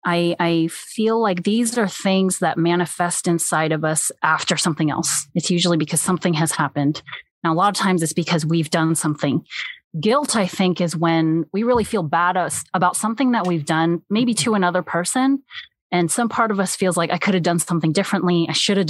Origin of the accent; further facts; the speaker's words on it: United States; also born or lived in South Korea (parents); I am Korean American and I grew up with immigrant parents who raised me the way that they were raised